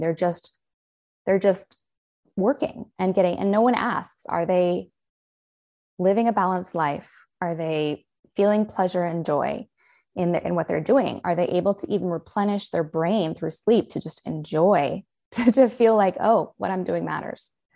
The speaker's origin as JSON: {"language": "English", "country": "United States", "also_born_or_lived": "Los Angeles, California", "accent": "American", "said": "I'm the only American accent"}